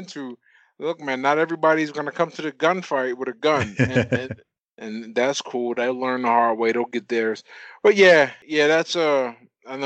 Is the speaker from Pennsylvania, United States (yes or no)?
yes; Pittsburgh, Pennsylvania, United States; I'm from Pittsburgh, Pennsylvania, and that pretty much sums me up